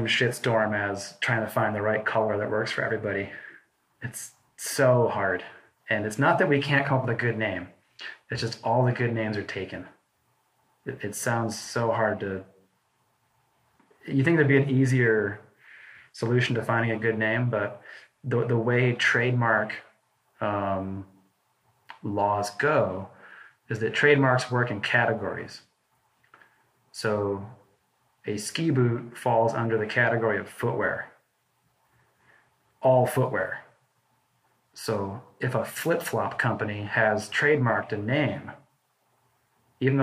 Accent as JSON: {"language": "English", "country": "United States", "first_language": "English", "moved": "as an adult", "said": "a English-speaking American coming over here"}